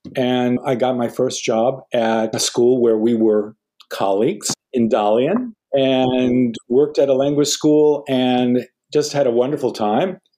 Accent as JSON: {"language": "English", "region": "Minnesota", "country": "United States", "tie": "born or raised there", "said": "I grew up in Minnesota"}